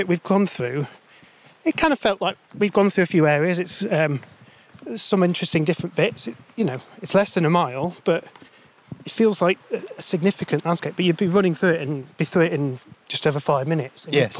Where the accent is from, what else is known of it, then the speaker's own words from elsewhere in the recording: Sheffield, Yorkshire and the Humber, United Kingdom; I'm from Sheffield originally. So grew up in a very similar landscape to this, really.